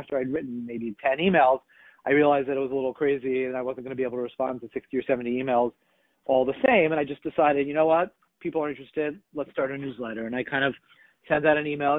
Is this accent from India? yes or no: no; Israel; also born or lived in Boston, Massachusetts, United States; my parents made Aliyah to Eretz Yisrael when I was a kid, when I was 8